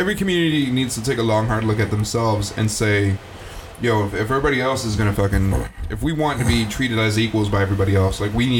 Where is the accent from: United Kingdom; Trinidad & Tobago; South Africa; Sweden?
South Africa; And I was like, oh, hey, I'm from South Africa.